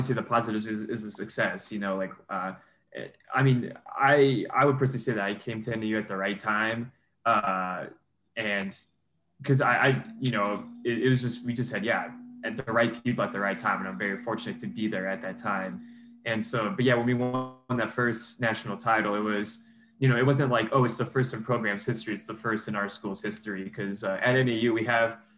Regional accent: Arizona, United States; now in Flagstaff, United States; it was in my home state

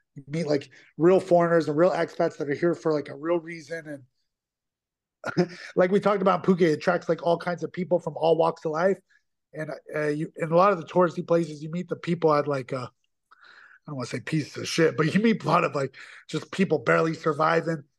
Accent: United States; moved away as an adult; also born or lived in Thailand; now in Asia; I always say I'm from America

